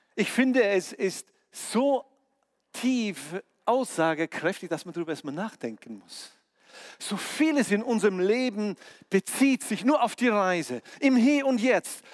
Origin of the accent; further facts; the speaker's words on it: near Omsk, Siberia, Omsk Oblast, Russia; moved away; mein Geburtsort in Sibirien bei Omsk, äh, da bin ich geboren.